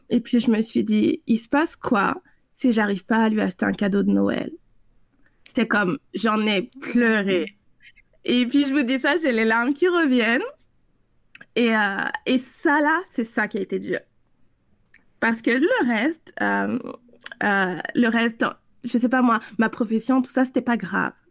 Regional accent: France; also born or lived in South America; je suis française, mais j'ai grandi en Amérique du Sud, puis jusqu'à jusqu'à la fin du secondaire là-bas.

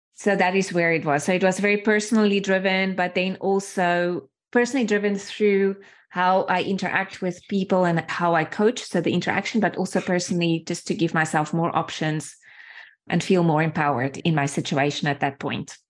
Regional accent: small town outside of Johannesburg, Gauteng, South Africa; first language Afrikaans; English is a second language; moved away as an adult; from where I grew up in a small, small town, really small town outside of Johannesburg, grew up in apartheid times

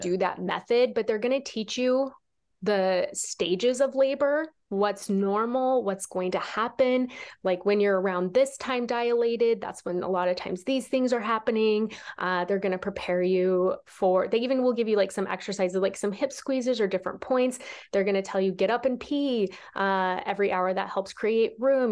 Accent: Nebraska, United States; I grew up in Nebraska

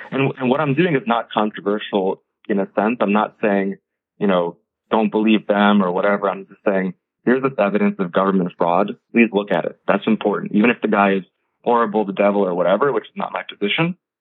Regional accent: United States; I'm the first generation American. My family's, uh, you know, we're an Indian family

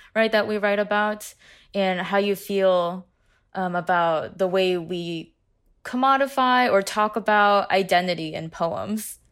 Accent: West Lafayette, Indiana, United States; I grew up in West Lafayette, Indiana.

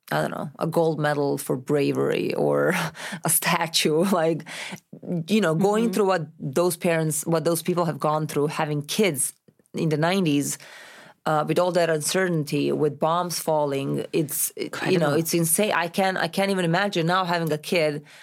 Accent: Novi Sad, Vojvodina, Serbia; English is a second language; also born or lived in Milan, Italy; now in Los Angeles, United States; i'm from novi sad

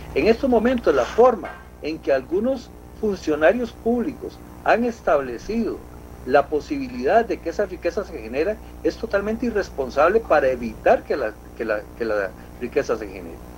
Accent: Costa Rica; somos costarricenses

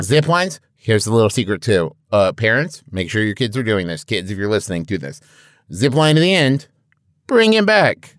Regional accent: Midwest, United States; I'm from the Midwest

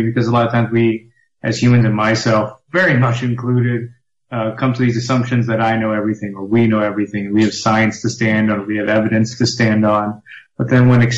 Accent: Texas, United States; now in Brooklyn, United States; I'm originally from Texas. I'm from small town Texas

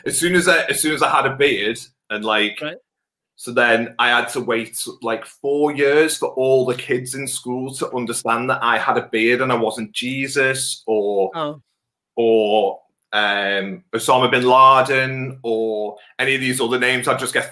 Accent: Wirral, North West England, United Kingdom; Then I was born down here and on the Wirral. So all my life been down here.

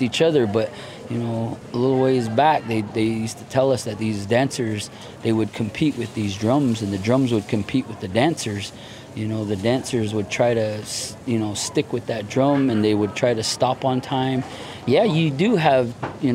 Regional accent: Farmington, New Mexico, United States; I'm of the Navajo Nation tribe, and I hail from Farmington, New Mexico, the Four Corners area

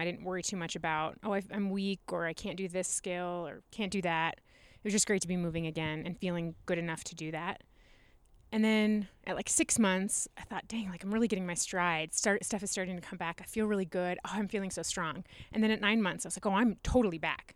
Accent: Nebraska, United States; moved away as an adult; also born or lived in Omaha / Fremont / Hastings / Aurora; I grew up in Nebraska

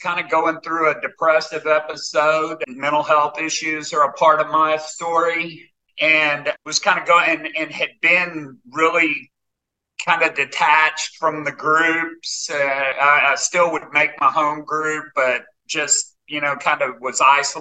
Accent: Arkansas, United States; also born or lived in Northern California / Boulder, Colorado; I was born and raised in Arkansas. I've been here most of my life.

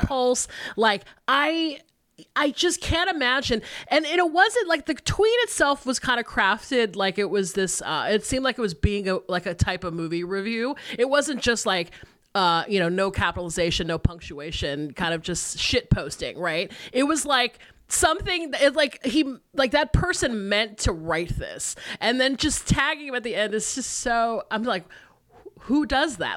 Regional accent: Georgia, United States; moved away as an adult; also born or lived in Atlanta, Georgia; now in Los Angeles, United States; my home state of Georgia

